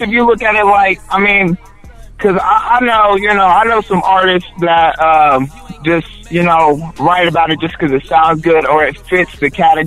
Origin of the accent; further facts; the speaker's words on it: Delaware, Ohio, United States; now in Columbus, United States; originally I was from Delaware, Ohio, and everybody in Delaware knows me.